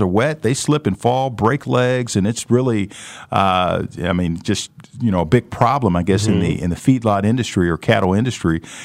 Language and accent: English; St. Louis, Missouri, United States; now in Wichita, United States; I grew up in St. Louis